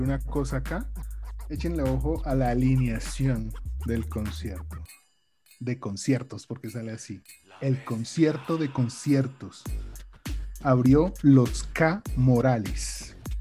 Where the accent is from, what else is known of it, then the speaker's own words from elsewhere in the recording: Bucaramanga, Santander, Colombia; accent: bumangués; todos nosotros que nacimos en Bucaramanga